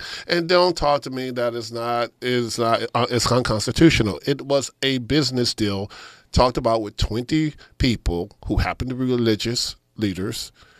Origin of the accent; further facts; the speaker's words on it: Katy / Richmond, Texas, United States; also born or lived in Houston; my hometown in Katy, Richmond, Texas